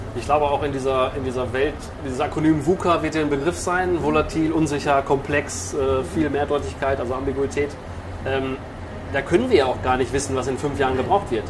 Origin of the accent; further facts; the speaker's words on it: Bielefeld, North Rhine-Westphalia, Germany; Ich komme ja. auch von hier gebürtig